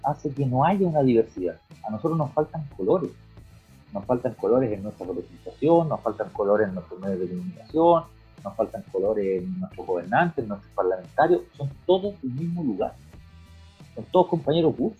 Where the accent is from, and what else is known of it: Chile